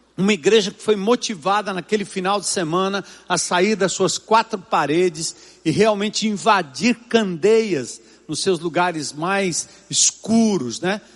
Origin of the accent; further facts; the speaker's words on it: São Paulo, Brazil; desde que eu nasci e me criei na Zona Norte de São Paulo